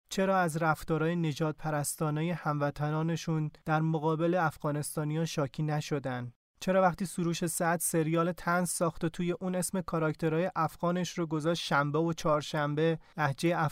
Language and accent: Persian; Iran; now in France; بهش گفتم که من از ایران اومدم